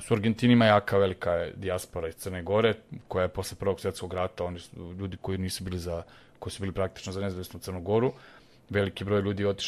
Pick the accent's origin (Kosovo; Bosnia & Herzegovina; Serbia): Serbia; ja sam ovde rođen, školovan, radim